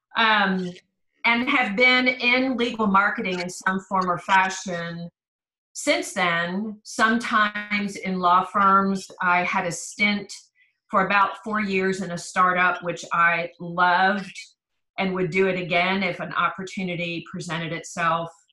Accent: East Coast, United States; moved away as an adult; also born or lived in Philadelphia / Maryland; now in Texas, United States; I grew up on the East Coast. I was born in Philadelphia and lived between Pennsylvania and Maryland until I graduated from high school

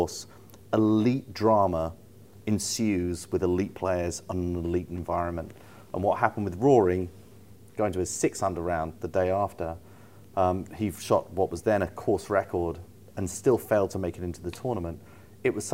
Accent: United Kingdom; we're programmed as British people

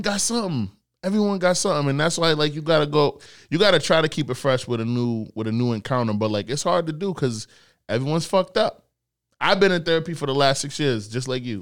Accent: Nigeria; I'm Nigerian

